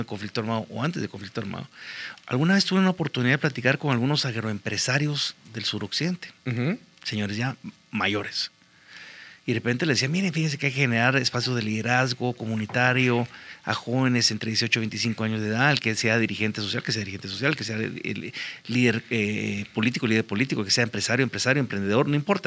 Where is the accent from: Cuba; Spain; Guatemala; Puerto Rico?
Guatemala; los desafíos que tenemos hoy en día como guatemaltecos